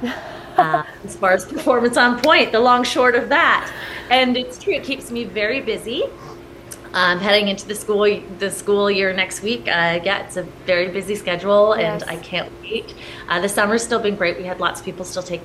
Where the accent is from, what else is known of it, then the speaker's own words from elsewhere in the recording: St. Catharines, Ontario, Canada; moved away as an adult; also born or lived in Toronto / Los Angeles; I was born and raised in St. Catharines